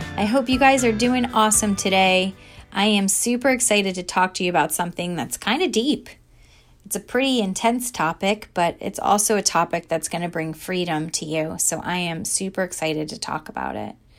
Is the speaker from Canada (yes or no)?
no; New Jersey, United States; I was a girl from New Jersey who grew up at the beach